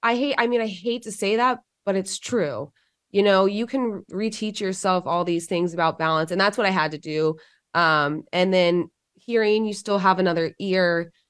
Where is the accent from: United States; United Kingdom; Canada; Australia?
United States; Georgia